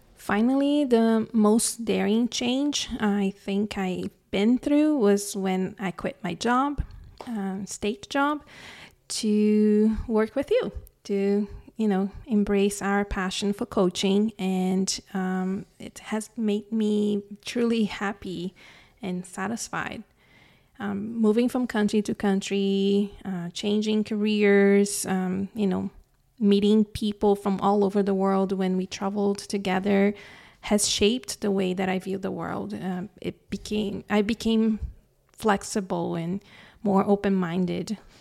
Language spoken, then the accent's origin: English; Brazil; moved away as an adult; now in Canada; I was born and raised in Brazil. I moved to Canada when I was twenty-eight in two thousand ten